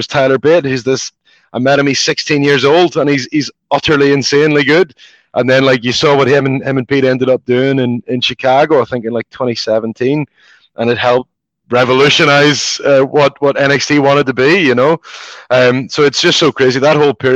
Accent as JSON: {"language": "English", "town": "Belfast", "region": "Northern Ireland", "country": "United Kingdom", "tie": "born or raised there", "moved": "yes", "said": "my experiences growing up in Belfast"}